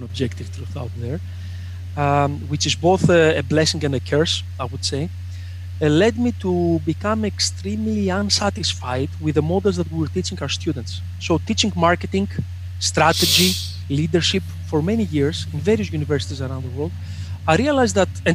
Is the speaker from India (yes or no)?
no; Greece; Greece and this specific town that I come from